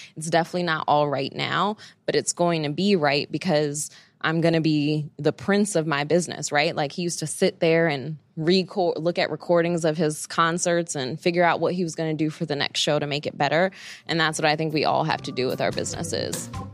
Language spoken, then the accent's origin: English; New York City, New York, United States; I grew up in Bed-Stuy, Brooklyn, and then later I moved to East Flatbush area, uh, so always in Brooklyn my whole life